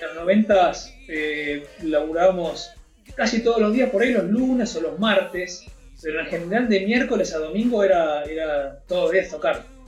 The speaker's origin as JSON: {"language": "Spanish", "town": "Quilmes", "region": "Buenos Aires Province", "country": "Argentina", "said": "Yo soy de Quilmes, en realidad. En ese momento vivía en Quilmes"}